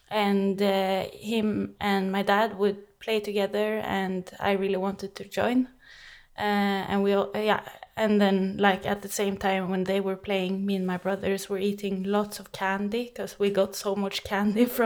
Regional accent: Oslo, Norway; I grew up in Oslo, uh, in Norway, yeah, and then I started playing the Hardanger fiddle when I was seven years old

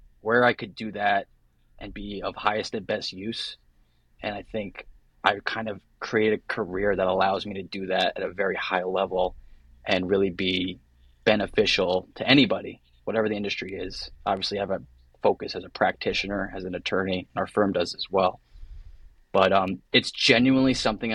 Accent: Middletown, New Jersey, United States; So I grew up in a small town called Belford within a larger town called Middletown, New Jersey.

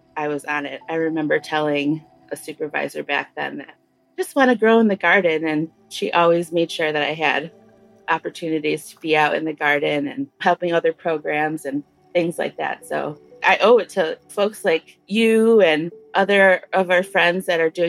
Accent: Detroit, Michigan, United States; I'm originally from Detroit, and I'm Anishinaabe

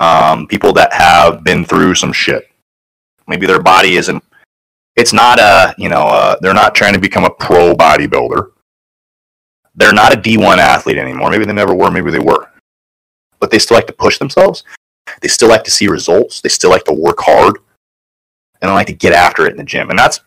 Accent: Tangent, Oregon, United States; Tangent, Oregon.

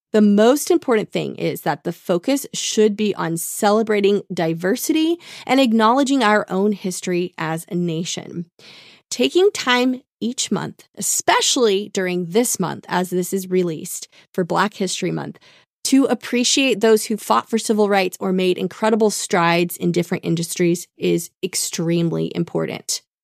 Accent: Tulsa, Oklahoma, United States; growing up in Tulsa

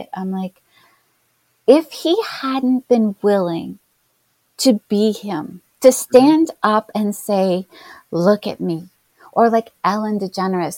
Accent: Canada; I'm Canadian

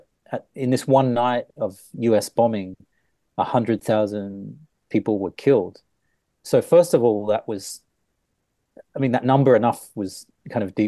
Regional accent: Australia; moved away; because I grew up in Australia

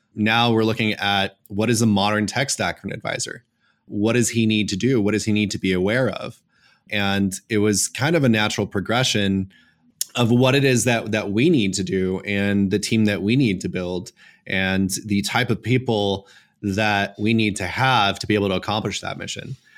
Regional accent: Los Angeles, California, United States; I was born and raised in Los Angeles

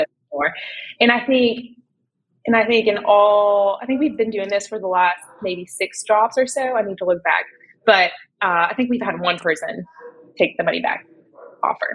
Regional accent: Canada; I'm originally from Canada

